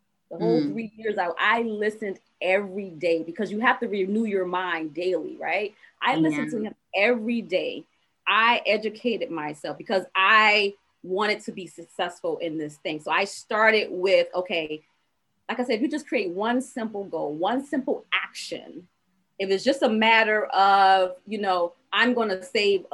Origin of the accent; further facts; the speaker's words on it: Savannah, Georgia, United States; I was from Savannah, Georgia